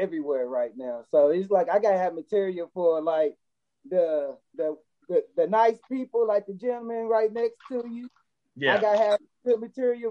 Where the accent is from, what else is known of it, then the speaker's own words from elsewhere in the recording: Fort Worth, Texas, United States; I'm from Fort Worth